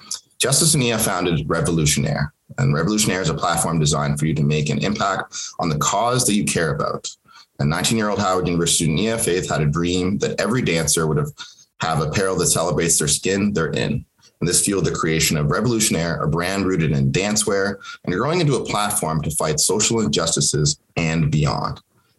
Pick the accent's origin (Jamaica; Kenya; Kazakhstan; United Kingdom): Kenya; first language Swahili; English is a second language; now in Canada; that's the language that I grew up speaking in Kenya, obviously. And English was my third language after I learned Swahili, and then Arabic. And then when we came to Canada, eventually English.